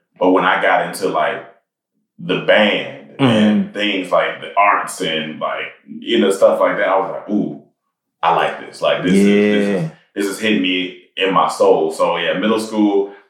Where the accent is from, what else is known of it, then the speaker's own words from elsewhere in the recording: Germany; born there; also born or lived in Massachusetts / Panama / North Carolina; So I was born in Germany.